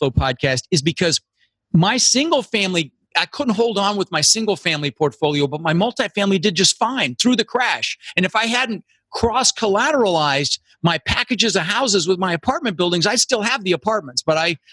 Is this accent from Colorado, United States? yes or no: yes; Denver, Colorado, United States; moved away; also born or lived in Netherlands; I immigrated to this country when I was 6 years old with my brother Albert, my mother's Vancha, and we came over from Holland and we ended up in Denver, Colorado, where I lived for 30 years.